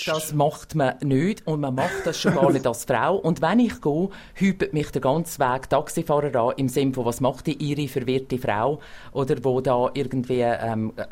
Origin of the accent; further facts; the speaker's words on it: Glarus, Switzerland; now in Amman, Jordan; ich komme aus dem Glarnerland, wo man zum Haus rausgeht und in einen Berg rauf und das eigentlich jedes Wochenende.